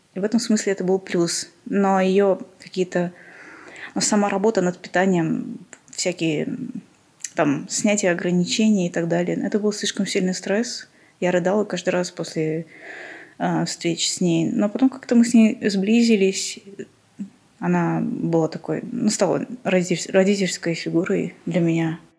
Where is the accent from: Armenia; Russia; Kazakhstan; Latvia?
Armenia; я вообще из Армении, и внешность у меня, конечно, не армянская